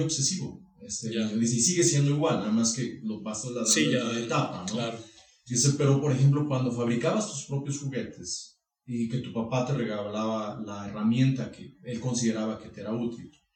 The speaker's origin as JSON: {"language": "Spanish", "town": "Rincón de Romos", "region": "Aguascalientes", "country": "Mexico", "tie": "born or raised there", "said": "yo soy originario de Rincón de Romos"}